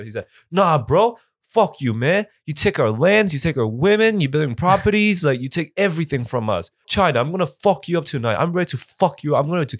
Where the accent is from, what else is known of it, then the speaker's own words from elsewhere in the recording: Toronto, Ontario, Canada; I was like, oh, yeah, no, I'm from Toronto. We're from Canada and shit.